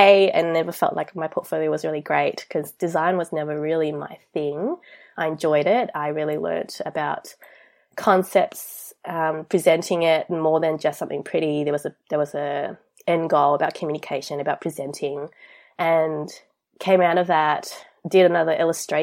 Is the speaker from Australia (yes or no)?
yes; Australia; I'm from Australia. I grew up here. I came here when I was 8